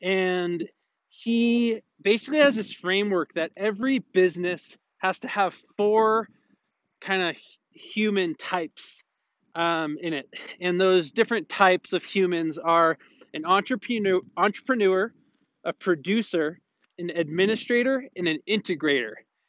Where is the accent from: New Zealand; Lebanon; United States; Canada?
Lebanon; I'm from Lebanon, and if some people here are not aware, we are going through a disastrous economic political crisis.